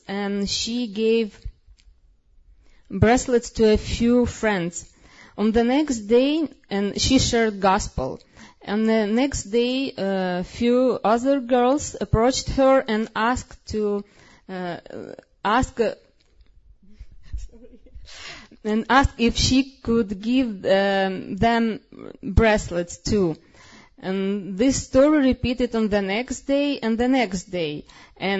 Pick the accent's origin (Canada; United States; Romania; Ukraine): Ukraine; I was born in Soviet Union